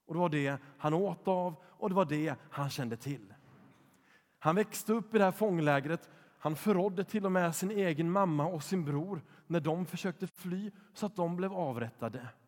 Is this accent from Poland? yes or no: yes; Poland; när jag var sex år gammal så fick jag låna en barnbok från min katolska kompis i Polen där jag växte upp.